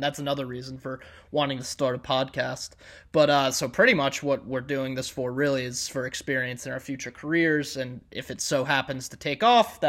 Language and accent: English; New Jersey, United States; my mom and we're both from New Jersey, but my mom and her whole side of the family is from Boston